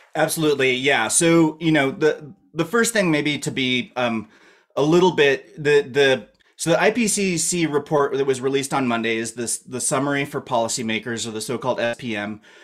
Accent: Colorado, United States; moved away; also born or lived in Idaho; I'm from Colorado originally

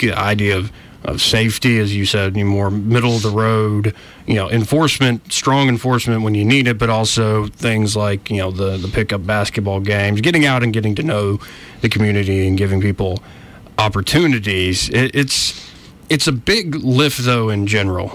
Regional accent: Montgomery, Alabama, United States; I'm 30 years old. I haven't really laid down too many roots, though I was born and raised in Montgomery.

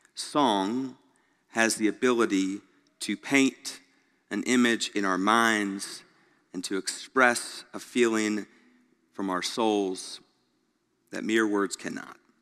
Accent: Greenville, South Carolina, United States; now in Memphis, United States; growing up in Greenville, South Carolina, not even knowing where Memphis, Tennessee was

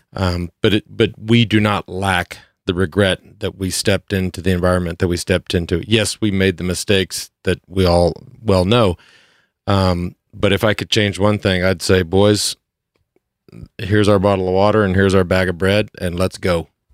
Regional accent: Plano, Texas, United States; I came from Plano, Texas

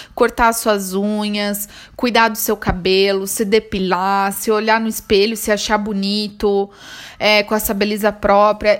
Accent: Brazil; moved away; eu saí do Brasil

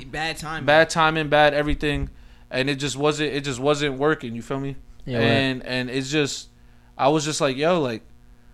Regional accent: Elizabeth, New Jersey, United States; I grew up in the Bayway area of Elizabeth on Summer Street

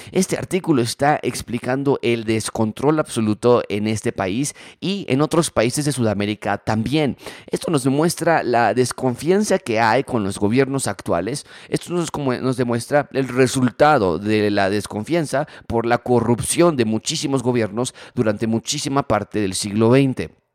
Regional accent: Mexico; nuestra cultura mexicana

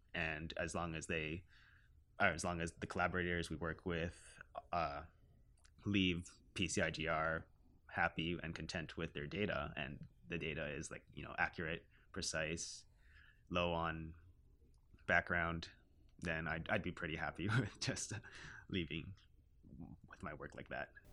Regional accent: Canada; I identify myself as a Filipino Canadian

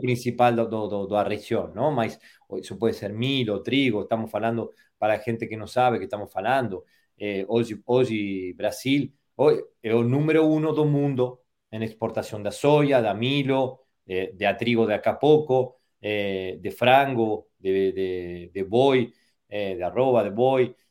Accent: Argentina; soy de Argentina

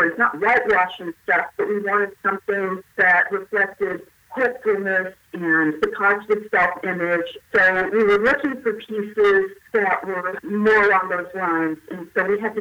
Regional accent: the South, United States; now in Bay Area, United States; I grew up in the South.

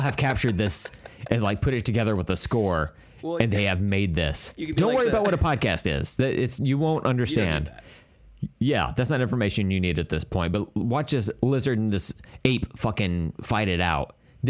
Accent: Oklahoma, United States

